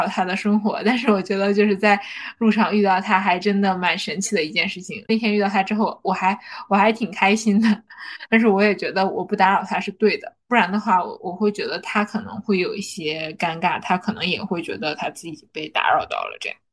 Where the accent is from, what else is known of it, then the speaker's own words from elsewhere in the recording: Harbin, Heilongjiang, China; now in Shanghai, China; 我们哈尔滨的中央大街，因为中央大街走到头就是松花江